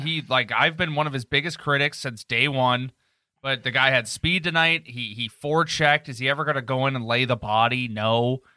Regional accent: Canada; as Canadian as we are

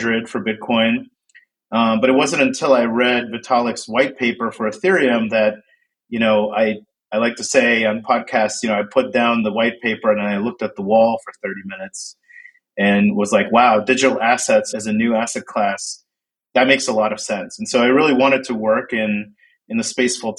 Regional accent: New Jersey, United States; I grew up in Central Jersey

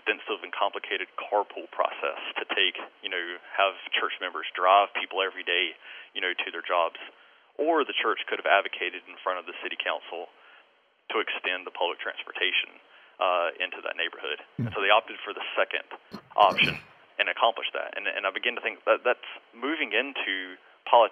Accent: United States; as we are American citizens, we're also Christians, but we're Christians first

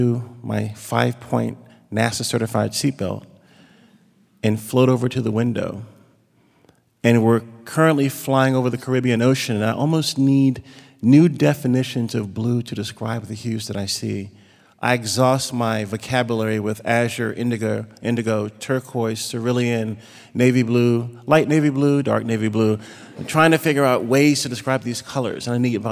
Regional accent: Virginia, United States; moved away; Virginia, my hometown

